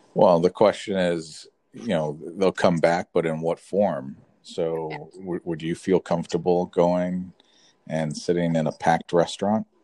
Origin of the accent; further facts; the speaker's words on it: Florida, United States; moved away as an adult; also born or lived in California; I was born and raised in Florida, so I came back to Florida